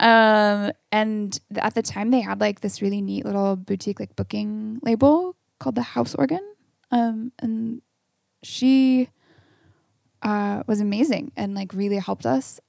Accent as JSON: {"language": "English", "town": "Camas", "region": "Washington", "country": "United States", "tie": "born or raised there", "also_born_or_lived": "Portland, Oregon", "said": "I grew up in Camas, Washington"}